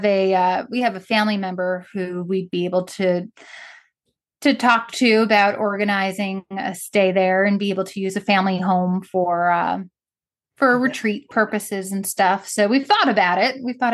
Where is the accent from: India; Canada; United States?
United States; Long Island, New York; I grew up on Long Island, and I was about an hour outside of New York on Long Island when 9/11 happened. I was a senior in high school.